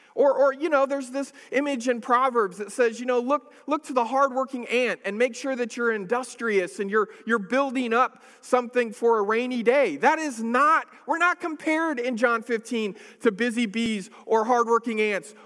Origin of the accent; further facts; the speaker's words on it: Northern California, United States; I grew up in a city in, in California. I, I grew up in Northern California